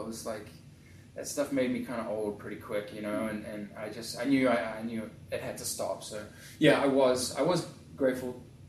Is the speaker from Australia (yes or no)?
no; New Zealand; moved away as an adult; also born or lived in England / Hollywood, California / Orange County, California; now in Tustin, United States; Obviously the polar opposite to where I grew up in New Zealand